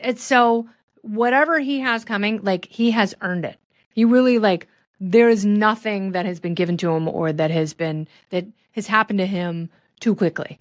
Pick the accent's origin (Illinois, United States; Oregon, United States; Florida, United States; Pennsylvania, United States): Oregon, United States; Portland; I grew up in Portland.